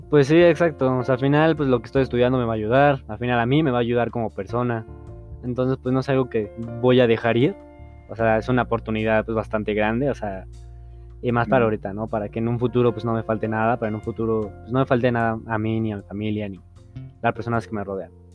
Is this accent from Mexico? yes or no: yes; Mexico; siendo mexicanos